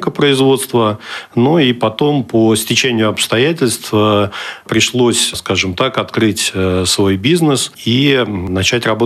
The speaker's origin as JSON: {"language": "Russian", "town": "Kaliningrad", "region": "Kaliningrad Oblast", "country": "Russia", "tie": "born or raised there", "said": "я калининградец, я родился в Калининграде, учился в Калининграде и э, работаю сейчас в данный момент тоже в Калининграде."}